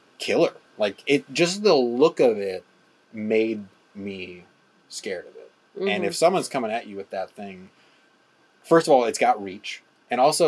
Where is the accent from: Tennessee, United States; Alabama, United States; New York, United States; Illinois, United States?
Illinois, United States; Chicago; We're from Chicago